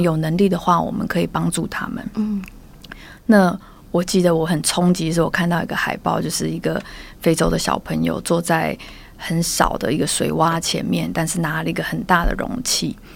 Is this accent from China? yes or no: no; Taiwan; moved away as an adult; also born or lived in Germany; 在我自己小时候在台湾